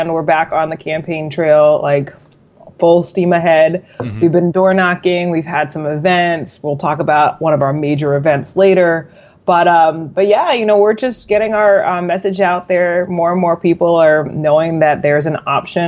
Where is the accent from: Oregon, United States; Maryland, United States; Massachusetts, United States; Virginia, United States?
Maryland, United States; Maryland is one of the first, you know, 13 colonies. We're what they say, the northernmost southern state